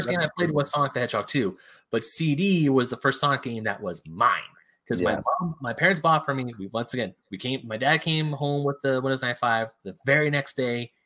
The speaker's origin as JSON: {"language": "English", "country": "United States", "said": "us Americans"}